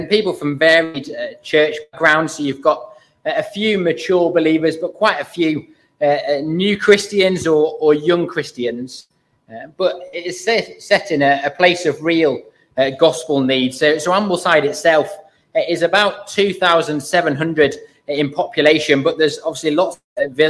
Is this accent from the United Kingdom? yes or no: yes; Burton-in-Kendal, North West England, United Kingdom; I grew up in Burton in Kendal, so quite local, just about accepted as a local.